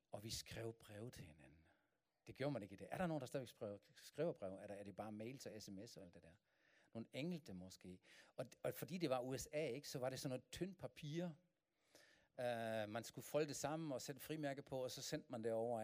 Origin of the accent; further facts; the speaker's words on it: Germany; Danish is a second language; moved away as an adult; now in Denmark; jeg kommer fra Tyskland, men min kone er dansk.